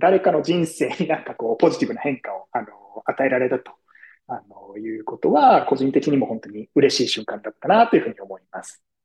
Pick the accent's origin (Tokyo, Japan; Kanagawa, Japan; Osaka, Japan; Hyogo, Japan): Tokyo, Japan; moved away as an adult; now in New York, United States; 生まれも育ちも東京でして、東京の大学を卒業して、普通に東京でですね、そのままあの社会人経験を経て、その後ですね、えー、2018年からニューヨークに渡ってきておりまして